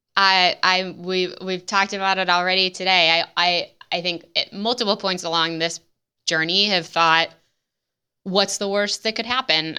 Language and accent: English; Midwest, United States; in the Midwest, which is, as we mentioned, is my hometown